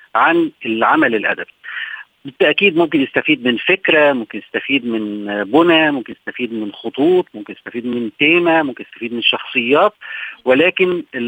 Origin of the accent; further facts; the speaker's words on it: Egypt; احنا عندنا في مصر